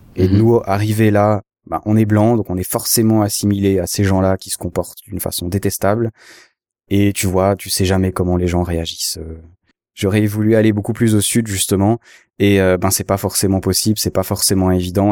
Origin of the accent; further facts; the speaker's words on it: Switzerland; je suis suisse